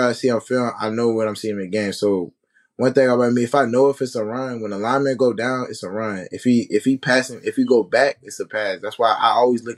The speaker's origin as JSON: {"language": "English", "town": "New Bern", "region": "North Carolina", "country": "United States", "tie": "born or raised there", "also_born_or_lived": "Oklahoma", "said": "I was born in Oklahoma, but I was raised in like New Bern. So that's in North Carolina"}